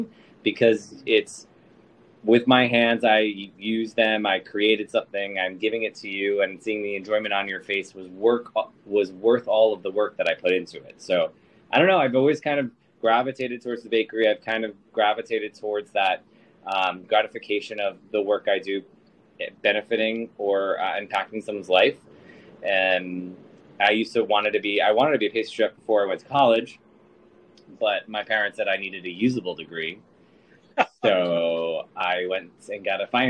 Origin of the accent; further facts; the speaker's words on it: Sayville, Long Island, New York, United States; now in New York City, United States; I'm originally from Sable, Long Island